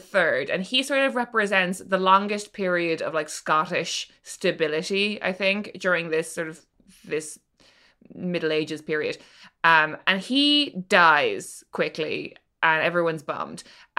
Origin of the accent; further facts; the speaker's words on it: Norway; I'm from Norway and this is normal. Yeah. I'm from